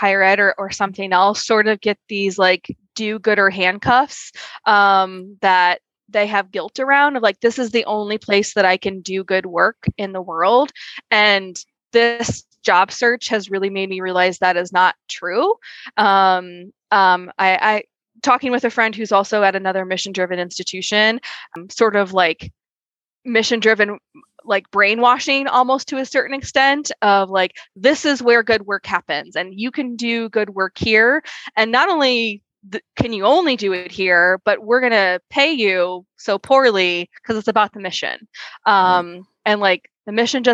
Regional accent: Midwest, United States; I grew up in the Midwest

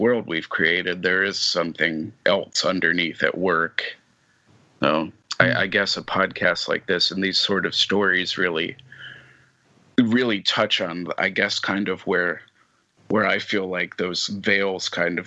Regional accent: New England, United States; now in Memphis, United States; I grew up in New England and now I'm in a very different, you know, historical context where I live now, being in Memphis

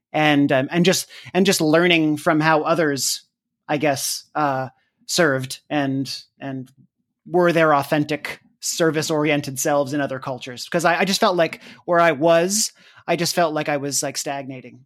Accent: Canada; moved away as an adult; also born or lived in United States; I'm Canadian

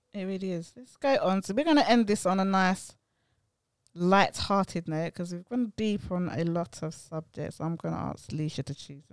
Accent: London, United Kingdom; accent: cockney; I've been brought up in East London

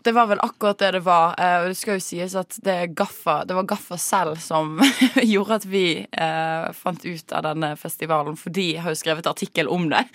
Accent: Western Norway, Norway; now in Oslo, Norway; vi er vestlendinger

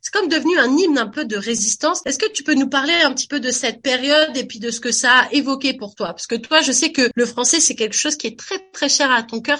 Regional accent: France; moved away; quand j'étais petite en France avec ma maman

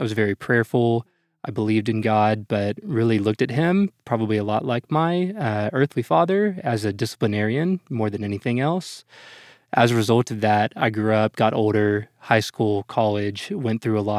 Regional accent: Dallas, Texas, United States; I'm about as from Dallas as you can get, born and raised here, Presbyterian Hospital, and never quite left

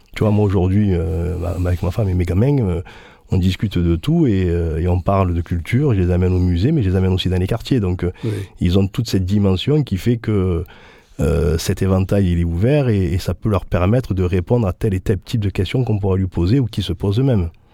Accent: Marseille, Provence-Alpes-Côte d'Azur, France; born or raised there

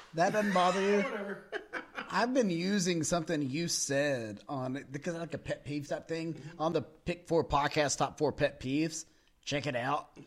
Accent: Texas, United States; we're from Texas or we're in the South

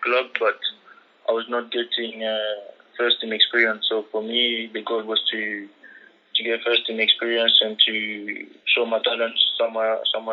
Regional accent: Marseille, Provence-Alpes-Côte d'Azur, France; also born or lived in Ivory Coast; I was born in France, it's also my country where I'm from

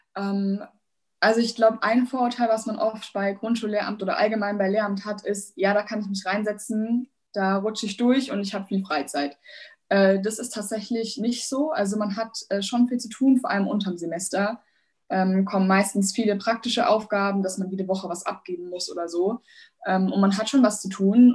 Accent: Bavaria, Germany; Ich komme aus Bayern

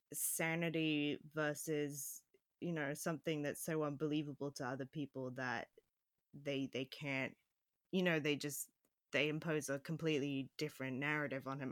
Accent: Phoenix, Arizona, United States; near Phoenix, where I grew up

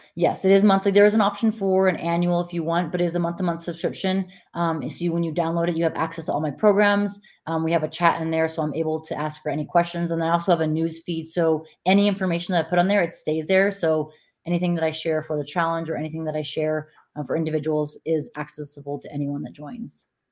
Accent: Montana, United States; now in Nevada, United States; Montana, my home state

